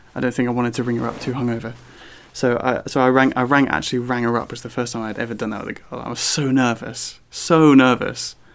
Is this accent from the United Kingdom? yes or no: yes; southern England, United Kingdom; accent: southern; my southern accent.